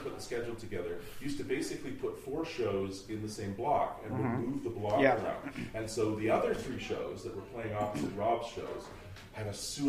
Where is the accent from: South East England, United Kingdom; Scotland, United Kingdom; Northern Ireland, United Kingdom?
Scotland, United Kingdom; moved away; I'm Scottish